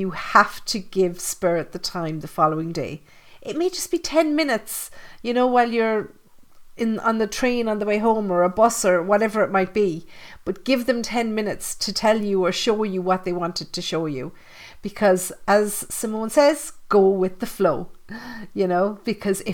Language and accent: English; Ireland; I grew up in Catholic Ireland, you know, 13 years in convent school with the nuns.